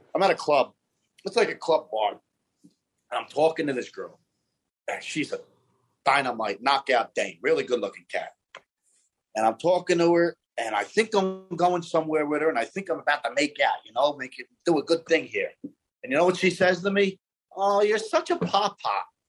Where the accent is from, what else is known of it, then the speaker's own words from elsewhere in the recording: Philadelphia, Pennsylvania, United States; I'm born and raised in South Philadelphia